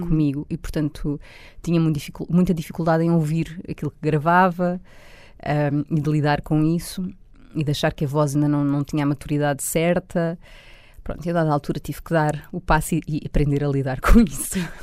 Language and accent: Portuguese; Loures, Lisbon, Portugal; born or raised there